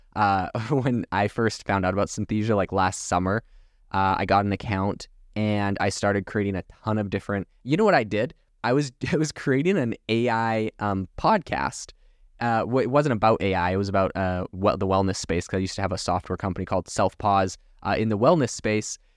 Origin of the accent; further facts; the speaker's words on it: Canada; now in Arizona, United States; Originally, I'm from Canada